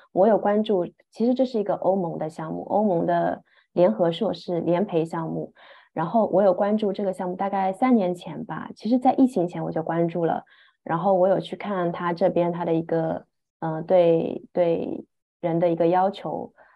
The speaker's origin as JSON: {"language": "Chinese", "region": "Shanghai", "country": "China", "tie": "born or raised there", "also_born_or_lived": "Scotland", "moved": "as an adult", "said": "我来自上海，出国前也一直生活在上海"}